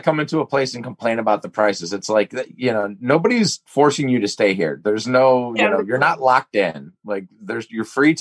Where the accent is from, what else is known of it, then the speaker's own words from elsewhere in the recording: Scotland, United Kingdom; I'm 0% Irish. I'm fucking Scottish